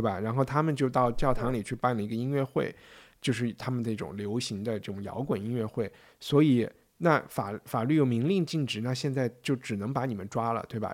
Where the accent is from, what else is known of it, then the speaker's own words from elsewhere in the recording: China; 我是从中国来的